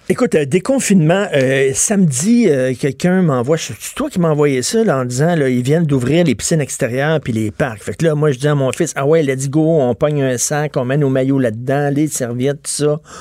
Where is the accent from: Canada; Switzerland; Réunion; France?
Canada; Quebec; on n'est pas des Américains, on est des Québécois